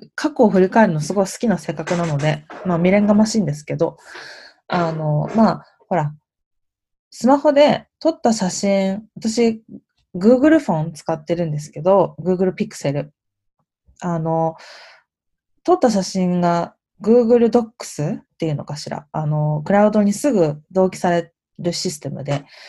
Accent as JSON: {"language": "Japanese", "country": "Japan", "also_born_or_lived": "New York", "moved": "as an adult"}